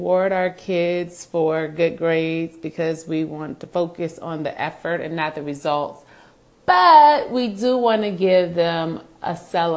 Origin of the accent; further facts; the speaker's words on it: Hampton Roads, Virginia, United States; moved away; I was raised in Hampton Roads